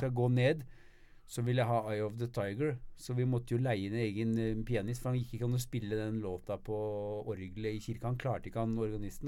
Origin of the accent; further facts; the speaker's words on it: Norway; moved away; also born or lived in Sweden; jeg bor i Sverige, men jeg er norsk, eh, norsk statsborger